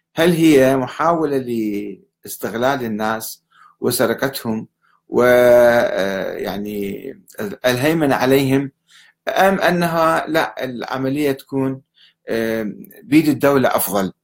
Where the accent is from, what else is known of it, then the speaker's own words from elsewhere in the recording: Iraq; عندنا بالعراق